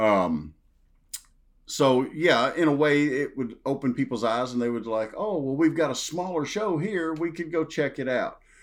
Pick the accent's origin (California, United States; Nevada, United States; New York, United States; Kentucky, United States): Kentucky, United States; Western; accent: Southern drawl; I grew up in Western Kentucky, small town